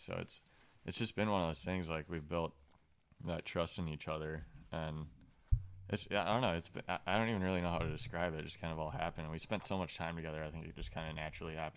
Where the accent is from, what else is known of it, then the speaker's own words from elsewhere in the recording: Lake Minnetonka area, Minnesota, United States; growing up around the Lake Minnetonka area.